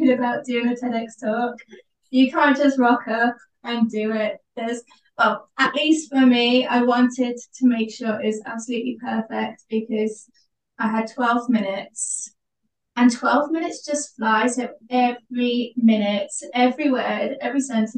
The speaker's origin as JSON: {"language": "English", "town": "Wolverhampton", "region": "West Midlands", "country": "United Kingdom", "said": "I'm from Wolverhampton, which is in the West Midlands in the UK."}